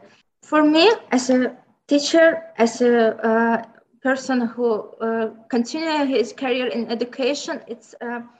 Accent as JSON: {"language": "English", "town": "Baku", "country": "Azerbaijan", "tie": "born or raised there", "first_language": "Azerbaijani and Lezgi", "second_language": "English", "said": "In Baku, Baku City, capital of Azerbaijan Republic, and my hometown"}